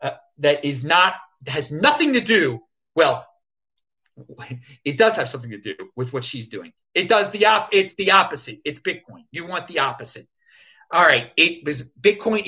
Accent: Baltimore, Maryland, United States; I'm from Baltimore City, home of some famous raves back in the day

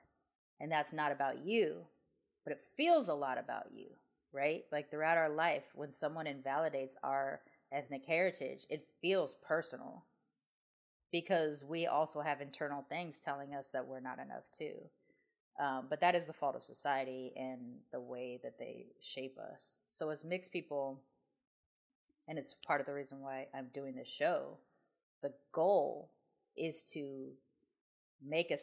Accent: United States; they saw me as an American

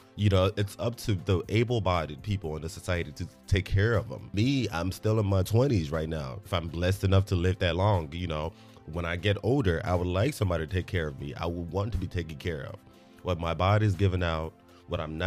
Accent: Nigeria; now in United States; even though I live here in America, I'm still Nigerian, and I just can't help but think that, yo, these are my people back home. I am truly blessed that I was born into a family that has connection to the West, hence why I live here in America

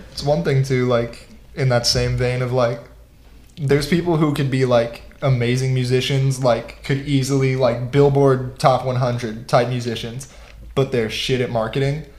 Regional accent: Fortuna, California, United States; I grew up in Fortuna

